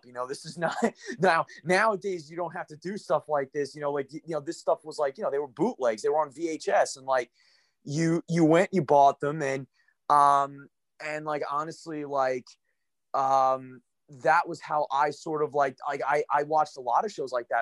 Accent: United States; being American

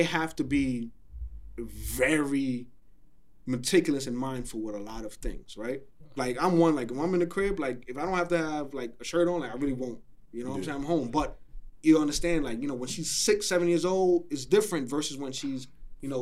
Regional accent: New York City, New York, United States; I'm from Flatbush. I'm from Junction.

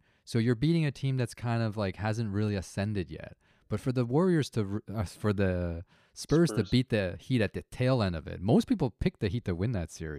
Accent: Toronto, Ontario, Canada; We're from Toronto

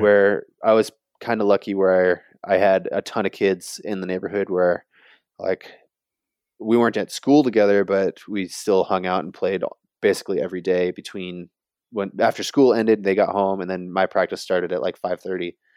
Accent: South Bend, Indiana, United States; I grew up in South Bend, Indiana

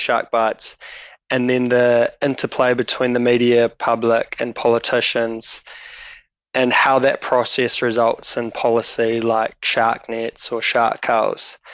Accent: Auckland, New Zealand; also born or lived in Dunedin; now in Wellington, New Zealand; I was born in Auckland

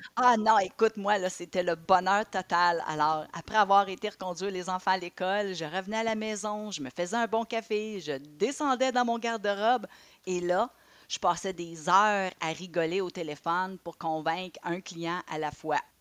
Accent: Ottawa, Ontario, Canada; moved away as an adult; also born or lived in Montreal; j'ai grandi à Ottawa

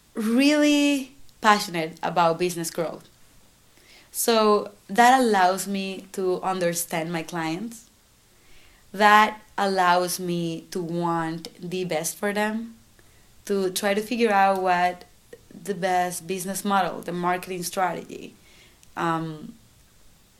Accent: San Salvador, El Salvador; moved away as an adult; now in Syracuse, United States; I grew up in San Salvador, that's right, that's the capital.

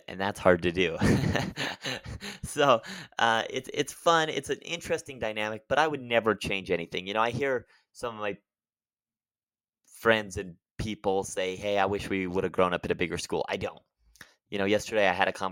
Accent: Utah, United States; I grew up one in Utah

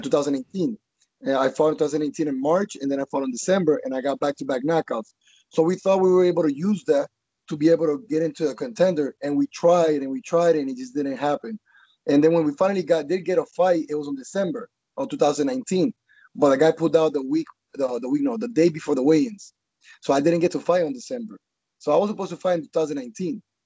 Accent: Colombia; now in Florida, United States; I'm from Colombia.

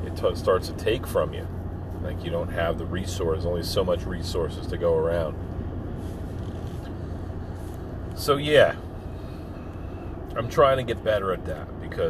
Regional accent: United States

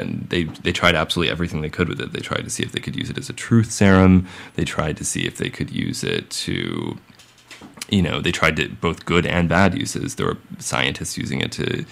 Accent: Massachusetts, United States; I'm from Massachusetts

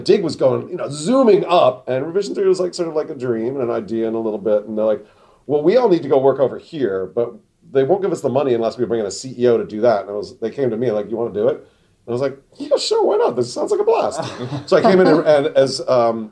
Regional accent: outside of Philadelphia, Pennsylvania, United States; also born or lived in New Jersey / Massachusetts / Vermont; now in San Francisco, United States; I was born outside of Philadelphia

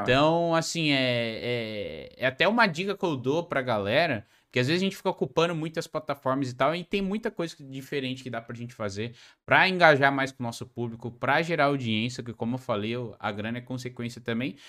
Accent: Joinville, Santa Catarina, Brazil; eu sou de Joinville

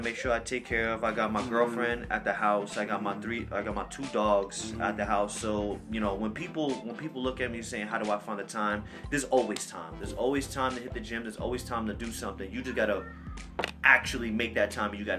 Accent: Roselle, New Jersey, United States; also born or lived in Hoboken, New Jersey; I'm from Roselle, New Jersey. I was born and raised in New Jersey. I was born in Hoboken

